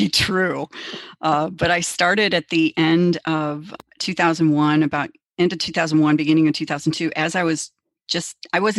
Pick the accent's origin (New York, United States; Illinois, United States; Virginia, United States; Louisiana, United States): Illinois, United States; Chicago; now in Minnesota, United States; I grew up in Chicago